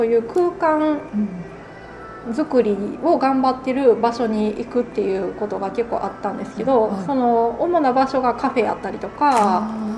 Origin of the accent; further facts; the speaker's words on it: Konan, Shiga, Japan; also born or lived in United States; 自分が生まれ育った場所